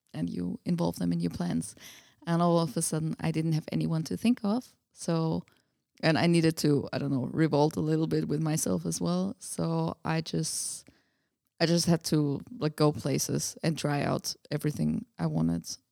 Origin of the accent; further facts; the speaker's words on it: Austria; English is a second language; moved away as an adult; also born or lived in Budapest, Hungary; now in Prague, Czechia; I grew up in Austria.